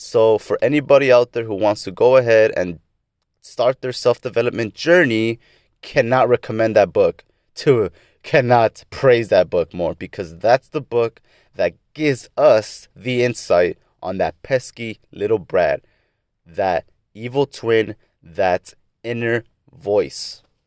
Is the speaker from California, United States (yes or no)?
yes; Lynwood, California, United States; now in South Gate, United States; I was born on October twentieth, nineteen ninety-seven in Linwood, California. Currently reside in Southgate, California